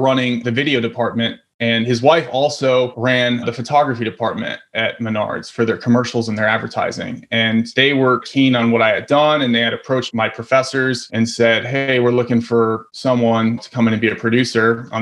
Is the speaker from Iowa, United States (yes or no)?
yes; Iowa, United States; I grew up in Iowa, so not a whole lot of film going on out in Iowa